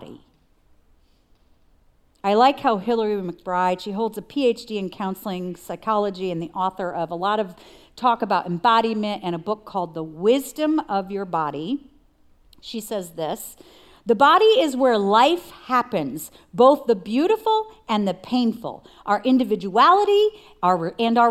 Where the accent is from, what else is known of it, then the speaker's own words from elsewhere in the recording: New York, United States; I'm from New York, and so the Spirit speaks to me like a New Yorker